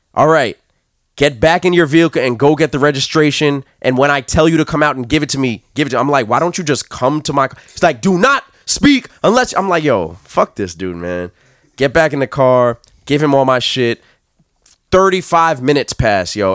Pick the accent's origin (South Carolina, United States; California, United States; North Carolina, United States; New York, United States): New York, United States; I'm from New York